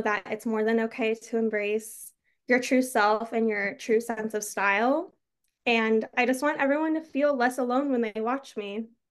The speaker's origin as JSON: {"language": "English", "region": "Arizona", "country": "United States", "said": "I'm from Arizona"}